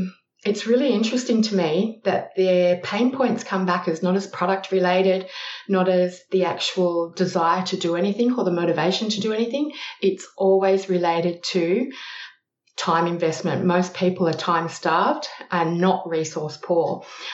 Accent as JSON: {"language": "English", "country": "Australia", "also_born_or_lived": "Malaysia", "lives_now": "Adelaide, Australia", "said": "Yes, I'm Australian. You can probably tell that by the accent. I currently live in Adelaide, but I've lived in a variety of places over Australia."}